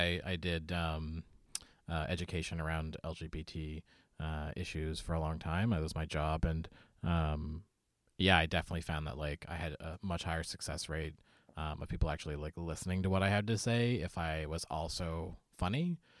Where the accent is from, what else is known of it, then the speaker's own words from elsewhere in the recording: Nova Scotia, Canada; now in Halifax, Canada; I grew up on the Eastern Shore of Nova Scotia, but I live in the city now.